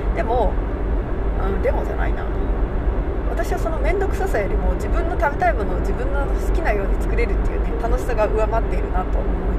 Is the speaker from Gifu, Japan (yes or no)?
yes; Gifu, Japan; now in Hokkaido, Japan; 私は岐阜出身なんですけれどもでね母はね長野県の出身なんですねで父親は岐阜県の出身ですで、えー生まれも育ちも岐阜県内なんですけれども